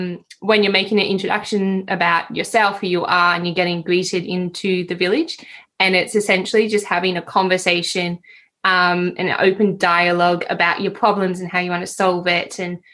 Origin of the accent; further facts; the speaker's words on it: Sydney, New South Wales, Australia; I'm from Sydney